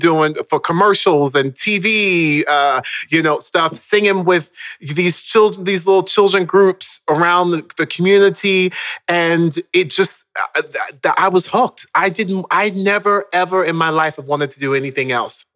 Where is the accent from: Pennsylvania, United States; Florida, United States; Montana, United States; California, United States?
Florida, United States; Orlando; moved away; also born or lived in Baltimore, Maryland; I was born in Baltimore, Maryland, in like inner city Baltimore, and we then moved down to Orlando, Florida, when I was around the age of 5